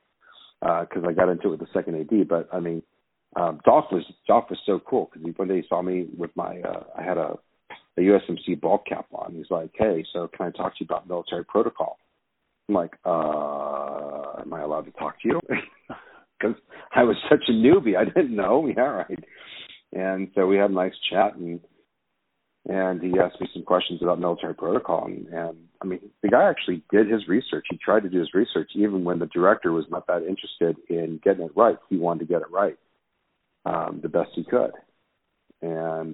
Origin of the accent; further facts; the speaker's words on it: Santa Monica, California, United States; I grew up in the Los Angeles area. In fact, I grew up in the Santa Monica, Malibu area for the most part. I went to Santa Monica High School.